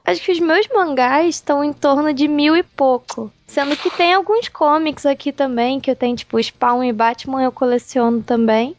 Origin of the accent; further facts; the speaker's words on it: Rio de Janeiro, Brazil; Eu sou do Rio